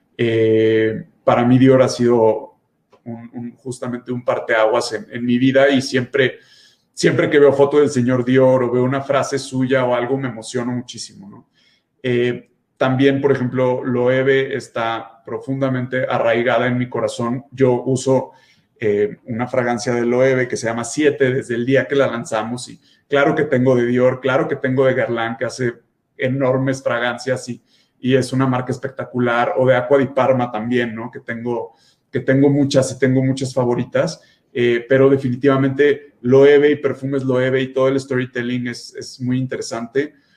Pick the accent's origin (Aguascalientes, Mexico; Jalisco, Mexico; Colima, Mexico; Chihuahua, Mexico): Jalisco, Mexico; Guadalajara; now in Mexico City, Mexico; estuve en Guadalajara, de donde yo soy